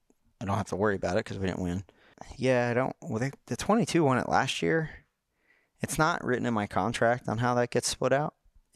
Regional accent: North Carolina, United States; I'm from Rowan County, man. I'm from Rowan County.

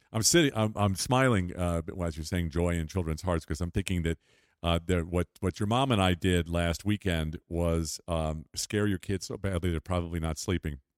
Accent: Long Island, New York, United States; in the nineteen fifties when I was growing up on Long Island

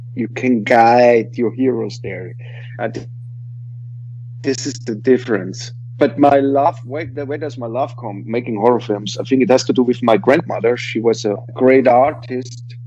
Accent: Vienna, Austria; English is a second language; I am from Vienna

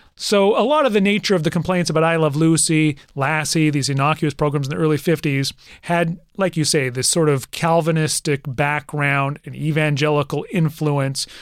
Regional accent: Canada; I'm Canadian

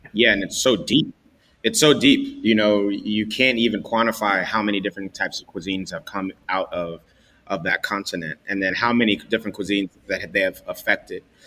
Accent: New York City, New York, United States; growing up in the Bronx

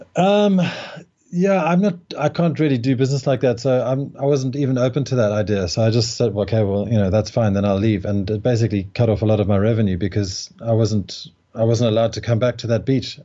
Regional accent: Cape Town, Western Cape, South Africa; moved away as an adult; now in Algarve, Portugal; Cape Town is where I was born

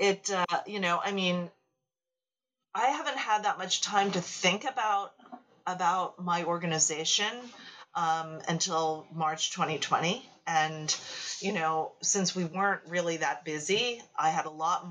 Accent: United States; person born in the United States to Asian immigrants

